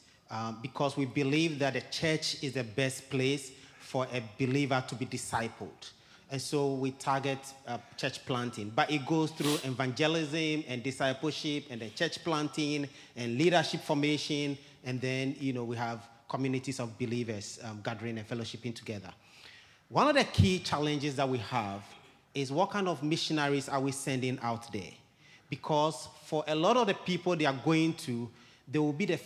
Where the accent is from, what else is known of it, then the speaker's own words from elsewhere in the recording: Ghana; moved away as an adult; also born or lived in Guinea; I was born and raised in Ghana